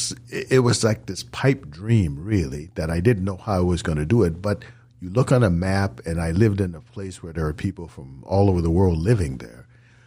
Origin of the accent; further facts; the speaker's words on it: San Francisco, California, United States; San Francisco.